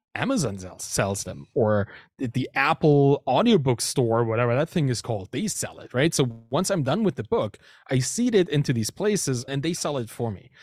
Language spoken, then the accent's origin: English; Dresden, Saxony, Germany; first language German; English is a second language; moved away as an adult; also born or lived in Berlin, Germany / Canada; I moved to Berlin from Dresden, my hometown, in Saxony, in Germany.